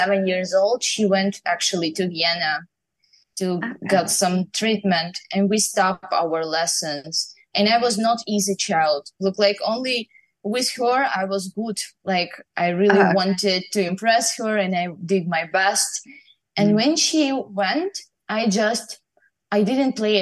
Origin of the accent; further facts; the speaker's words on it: Ukraine; moved away; I grew up in Ukraine